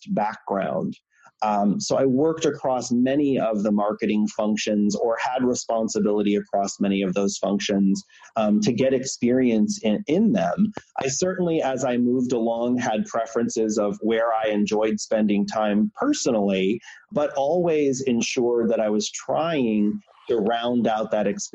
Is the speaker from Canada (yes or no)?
no; Michigan, United States; I grew up in Michigan in a small town.